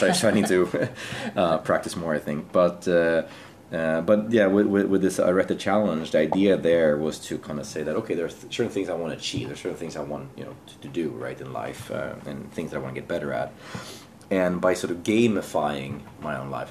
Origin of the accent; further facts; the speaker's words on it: Sweden; moved away as an adult; now in Jakarta, Indonesia; I'm from Sweden originally. Um, I um, I'm now working here in Jakarta for Business Sweden